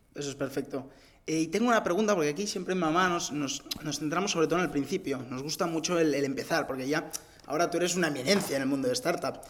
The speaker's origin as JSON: {"language": "Spanish", "town": "Barcelona", "region": "Catalonia", "country": "Spain", "said": "yo también soy de Barcelona"}